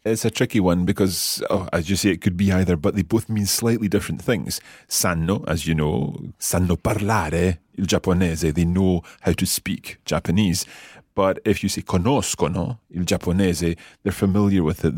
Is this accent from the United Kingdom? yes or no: yes; Scotland, United Kingdom; being Scottish